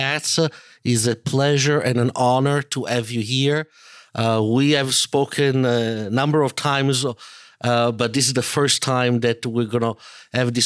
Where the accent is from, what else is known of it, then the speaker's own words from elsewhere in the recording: Italy; I grew up in Italy